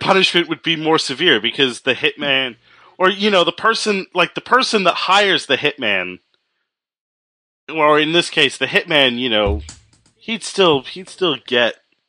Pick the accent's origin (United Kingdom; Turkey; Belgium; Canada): Canada; I'm Canadian.